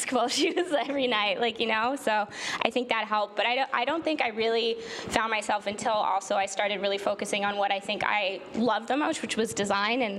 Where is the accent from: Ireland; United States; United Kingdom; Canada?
Canada; also born or lived in Toronto; I'm Canadian